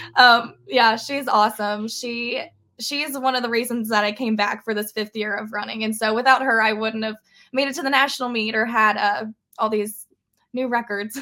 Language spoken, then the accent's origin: English; Parkersburg, West Virginia, United States; a state that I'm, you know, was born in. I've lived my whole life. I'm from West Virginia. I'm from Parkersburg.